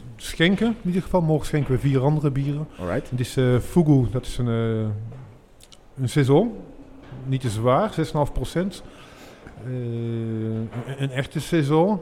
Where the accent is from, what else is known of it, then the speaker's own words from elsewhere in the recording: Maasmechelen, Flanders, Belgium; ik, kom zelf hier, ik kom uit Maasmechelen